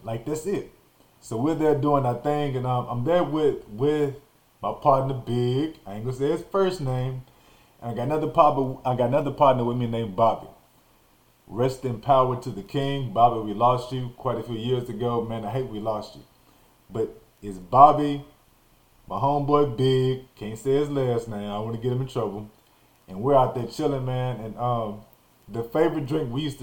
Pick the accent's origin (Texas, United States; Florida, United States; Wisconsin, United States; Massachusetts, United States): Texas, United States; Nacogdoches; also born or lived in Arkansas; I grew up in Nacogdoches, Texas